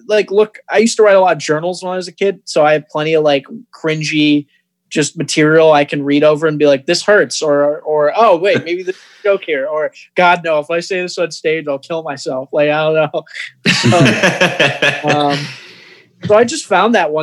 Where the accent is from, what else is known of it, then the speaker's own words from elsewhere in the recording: Rockford, Michigan, United States; also born or lived in Toledo, Ohio; now in Ann Arbor, United States; I grew up in Rockford, Michigan